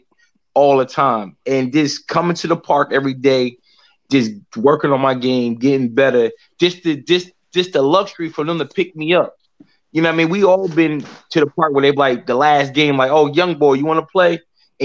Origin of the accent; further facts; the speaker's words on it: Plainfield, New Jersey, United States; growing up in Plainfield, you know, I was a big kid